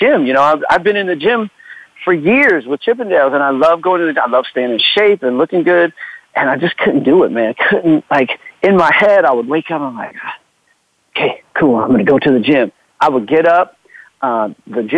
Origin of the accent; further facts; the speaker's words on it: Florida, United States; moved away; also born or lived in Los Angeles / Germany; I'm from Florida, lived in L.A.